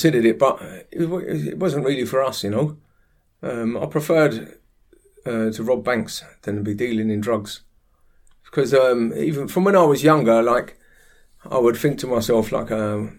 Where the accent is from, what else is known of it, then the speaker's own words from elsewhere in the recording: London, United Kingdom; growing up in Harlesden, North West London, where I was brought up